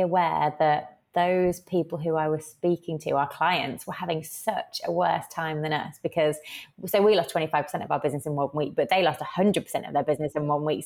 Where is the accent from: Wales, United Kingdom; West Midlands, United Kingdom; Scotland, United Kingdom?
West Midlands, United Kingdom; Birmingham; I was actually in Birmingham, United Kingdom, my hometown